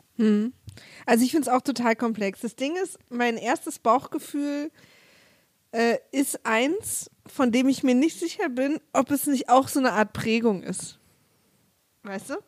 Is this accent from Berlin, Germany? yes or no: yes; Berlin, Germany; also born or lived in Cologne; als Ossi hm. oder als Ostberlinerin oder Ostdeutsche